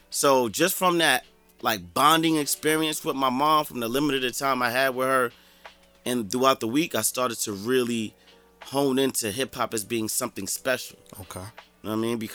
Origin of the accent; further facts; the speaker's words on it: Jersey City, New Jersey, United States; just me growing up in Jersey City, like I'm from South Court.